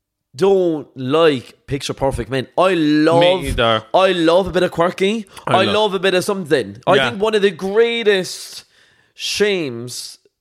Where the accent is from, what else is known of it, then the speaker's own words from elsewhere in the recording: Cork, Munster, Ireland; we're both from Cork.